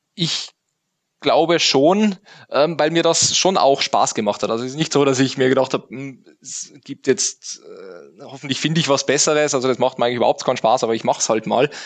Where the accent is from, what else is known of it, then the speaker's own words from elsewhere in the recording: Tyrol, Austria; also born or lived in Innsbruck; Also ich bin geboren in Tirol, äh, dann aufgewachsen auf einem Bauernhof